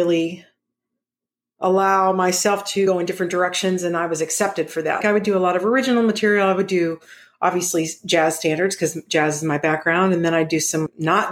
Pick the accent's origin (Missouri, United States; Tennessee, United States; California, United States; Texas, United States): Texas, United States; Dallas; moved away as an adult; also born or lived in Ohio / Los Angeles / Melbourne / New York; I consider Dallas a little bit more my home because that's where I grew up